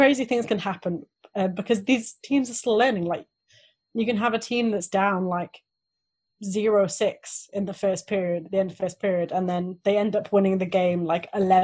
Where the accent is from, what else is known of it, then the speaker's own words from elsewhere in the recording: Wales, United Kingdom; I grew up in Wales